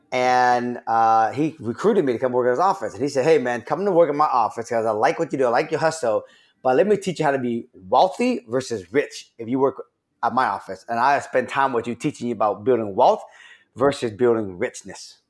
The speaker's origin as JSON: {"language": "English", "town": "Seattle", "region": "Washington", "country": "United States", "tie": "born or raised there", "said": "I grew up in Rainier Valley"}